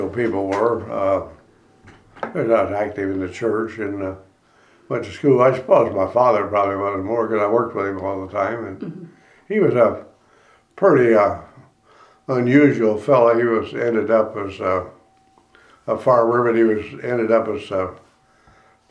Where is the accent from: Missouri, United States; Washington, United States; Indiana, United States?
Indiana, United States; Valley Mills; I was born in Decatur Township in Valley Mills in 1927